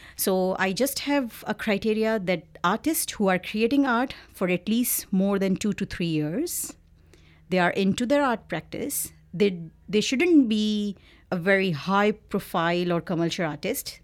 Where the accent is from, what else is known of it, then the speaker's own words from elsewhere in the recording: Pakistan; moved away as an adult; also born or lived in Karachi, Pakistan / London, United Kingdom; now in Victoria, Canada; I am originally from Pakistan